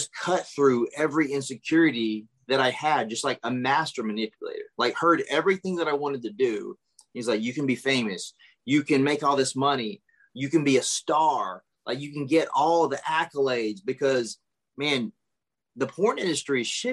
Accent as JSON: {"language": "English", "region": "South Carolina", "country": "United States", "also_born_or_lived": "Hollywood", "moved": "as an adult", "said": "I'm from South Carolina"}